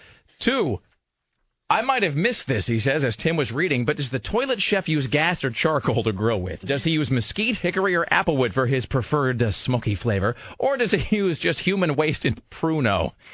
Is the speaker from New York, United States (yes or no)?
no; Kennewick, Washington, United States; moved away; Town where I grew up, and I don't know how many people live there now, but it was minuscule when I grew up there, and it can't be much bigger now.